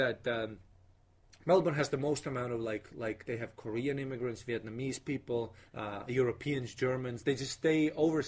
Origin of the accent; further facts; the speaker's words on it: Estonia; also born or lived in Australia; I come from Estonia